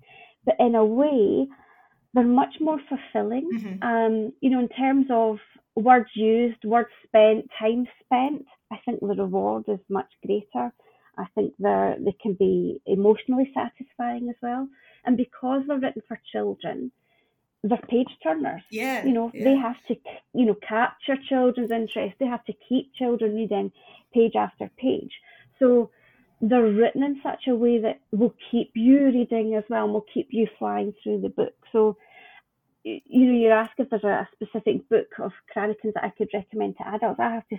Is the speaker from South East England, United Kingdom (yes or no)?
no; Scotland, United Kingdom; So yeah, I see it as my role as a Scottish publisher to nurture that, wherever I'm lucky enough to find it.